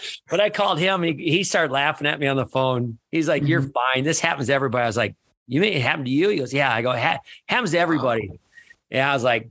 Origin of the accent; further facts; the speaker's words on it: Osage, Iowa, United States; now in La Crosse, United States; I'm old school from Osage, Iowa